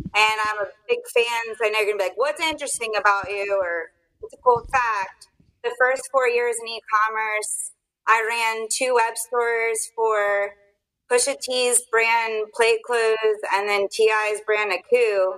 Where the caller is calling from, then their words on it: Virginia Beach, Virginia, United States; Virginia Beach, Virginia.